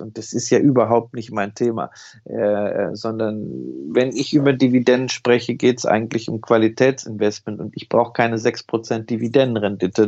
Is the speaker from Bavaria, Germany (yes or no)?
no; Berlin, Germany; in meiner Heimatstadt in Berlin